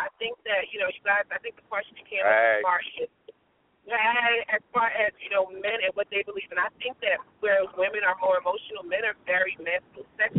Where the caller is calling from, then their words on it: Delaware, United States; from Delaware.